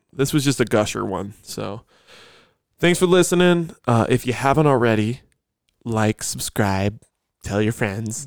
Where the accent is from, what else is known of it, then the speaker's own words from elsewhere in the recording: Grand Island, New York, United States; moved away; I'm from Grand Island